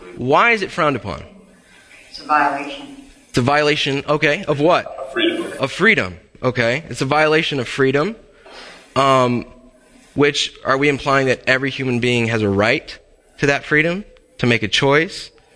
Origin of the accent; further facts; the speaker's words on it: Texas, United States; moved away; my home state of Texas